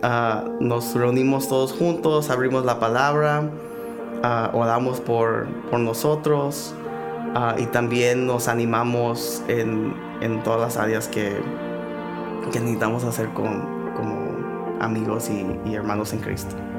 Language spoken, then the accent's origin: Spanish; Mexico; como buenos mexicanos